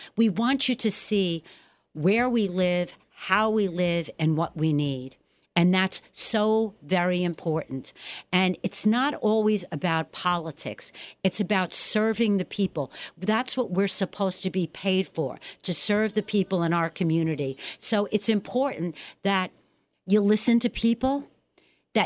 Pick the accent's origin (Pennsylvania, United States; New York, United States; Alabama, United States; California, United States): New York, United States; New York City; now in Sullivan County, United States; I'm from the Bronx